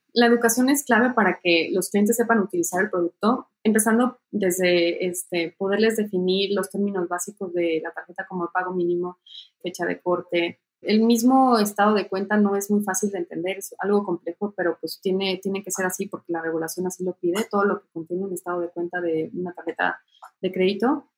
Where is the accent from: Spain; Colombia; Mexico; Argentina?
Mexico; como mexicana